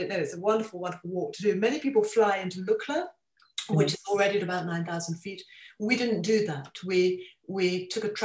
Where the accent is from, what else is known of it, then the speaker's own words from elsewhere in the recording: Kent, South East England, United Kingdom; moved away; also born or lived in London; as a child, I grew up in Kent